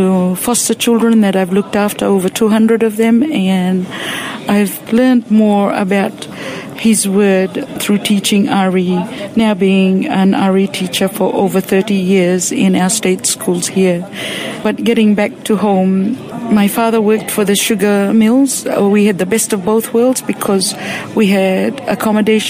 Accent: Fiji; moved away as an adult; now in Australia; I grew up in Fiji.

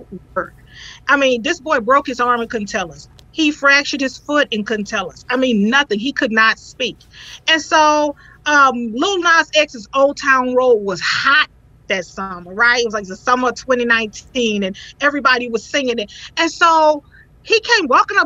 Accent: the South, United States; moved away; originally, you know, I'm from the South

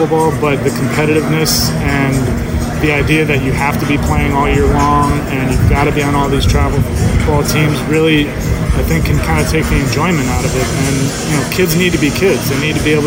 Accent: New Jersey, United States; also born or lived in Vermont; where I grew up in New Jersey, there's an indoor facility almost in every town

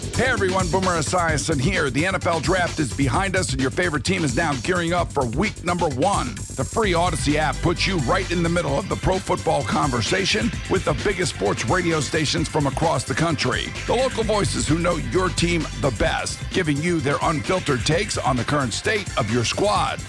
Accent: United States; as an American

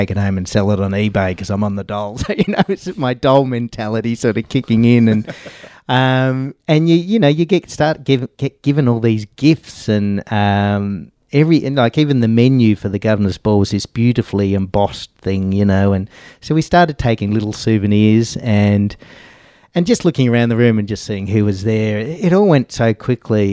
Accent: Australia; I was from Australia

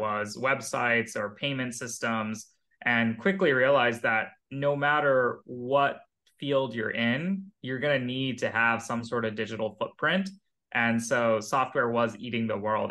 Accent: Pleasanton, California, United States; moved away as an adult; also born or lived in India / Philadelphia / Seattle / Boston; I grew up in the Bay Area. Uh, since I was five, I was living in the Bay. I moved from India when I was uh, a kid, but pretty much all my childhood is in Silicon Valley um, near San Jose, a place called Pleasanton.

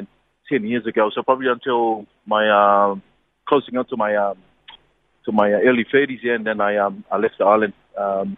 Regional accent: Niue; moved away; born and bred in Niue.

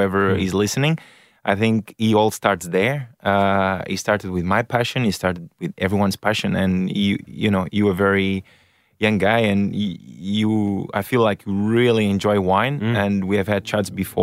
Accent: Portugal; now in Australia; originally Portugal. Yeah, parents are Portuguese.

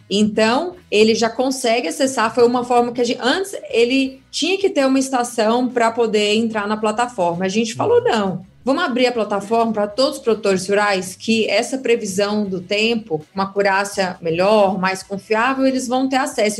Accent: Goiânia, Goiás, Brazil; moved away as an adult; now in São Paulo, Brazil; Eu sou de Goiânia, atualmente moro em São Paulo, né? Mas cresci, vivi minha vida toda lá no meu Goiás maravilhoso.

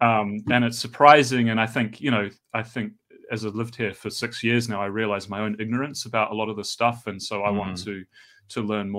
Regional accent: New Zealand; So I'm from New Zealand originally, or from Aotearoa, and I grew up there.

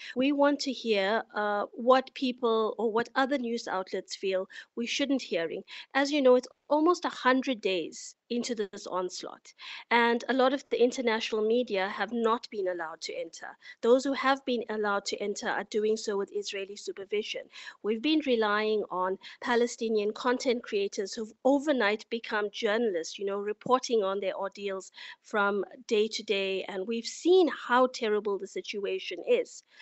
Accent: South Africa; now in Istanbul, Turkey; as a South African

